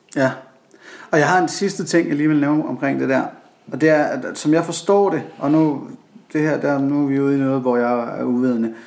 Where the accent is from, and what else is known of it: Denmark